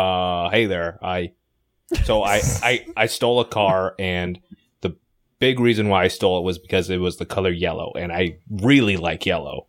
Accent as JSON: {"language": "English", "region": "Florida", "country": "United States", "accent": "Southern", "said": "I'm from Florida."}